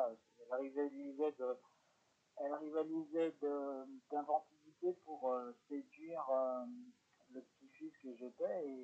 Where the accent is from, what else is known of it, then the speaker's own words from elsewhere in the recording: Bron, Auvergne-Rhône-Alpes, France; also born or lived in Lyon; Alors moi, oui, je suis lyonnais.